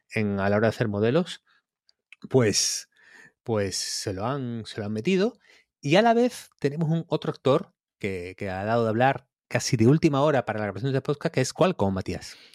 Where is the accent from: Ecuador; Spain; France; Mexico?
Spain; Campillos, Andalusia; cuando era chico en Campillos, mi casa estaba como en las afueras